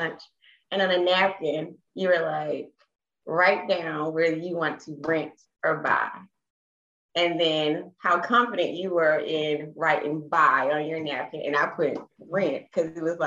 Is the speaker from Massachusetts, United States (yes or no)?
no; Atlanta, Georgia, United States; moved away as an adult; I am from Georgia, Atlanta, Georgia